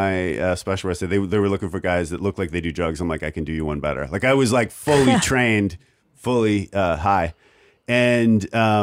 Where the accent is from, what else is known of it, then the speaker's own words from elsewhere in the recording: Oshawa, Ontario, Canada; I'm from a really small, I'm basically from Windsor, only on the other side.